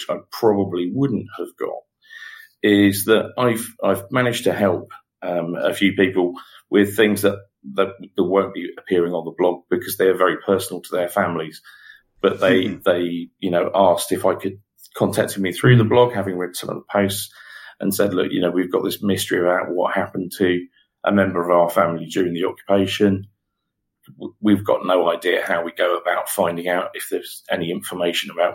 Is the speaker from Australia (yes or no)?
no; Guernsey; So I was born and raised in the Channel Islands.